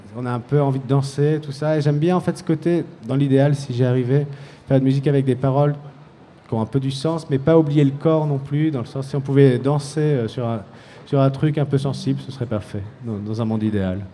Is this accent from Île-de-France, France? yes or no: yes; Paris, Île-de-France, France; on vient de Paris, c'est très très bitumé